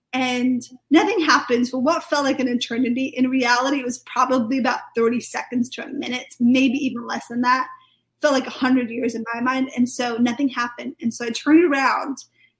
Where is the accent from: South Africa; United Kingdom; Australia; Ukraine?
United Kingdom; Wales; now in Reading, United Kingdom; so I do live in Reading, but I'm actually from Wales. I live in Wales, my whole family's still over there, so I'm Welsh and British.